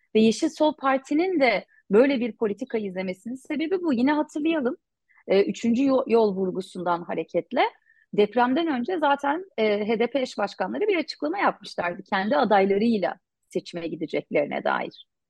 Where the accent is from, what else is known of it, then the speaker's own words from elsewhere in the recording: Cizre, Şırnak Province, Turkey; Cizre'liyim. Çocukluğum buralarda geçti tabii. İlk gençliğim de öyle. İlkokul, ortaokul, lise yıllarım burada geçti